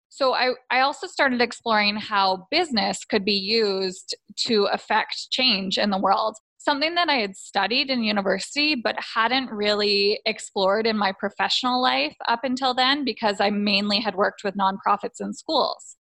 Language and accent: English; just outside of Toronto, Ontario, Canada; I grew up just outside of Toronto, Canada